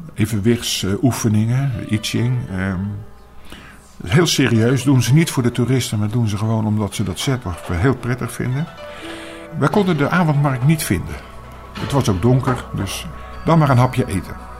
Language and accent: Dutch; Netherlands; als, als Nederlanders